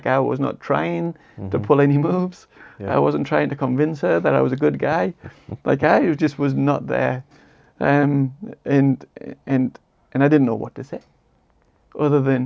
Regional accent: Tees Valley, North East England, United Kingdom; moved away; my hometown, in my homeland. And it's the Cleveland Hills. I'm from the Tees Valley

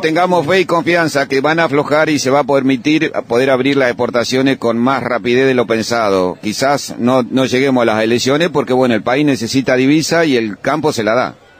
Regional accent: Santa Rosa, La Pampa, Argentina; de Santa Rosa La Pampa

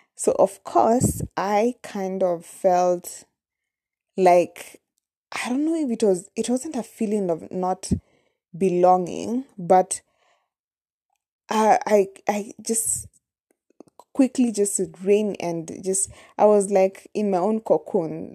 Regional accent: Nairobi, Kenya; first language Kamba; English is a second language; I was actually born in Nairobi, in the capital city of Kenya

